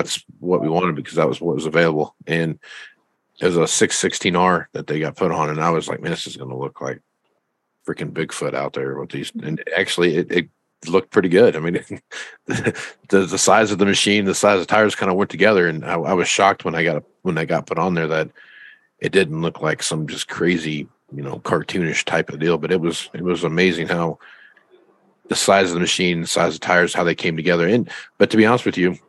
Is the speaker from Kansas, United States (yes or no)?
yes; Kansas, United States; I grew up in Kansas, so there's some pretty flat places out there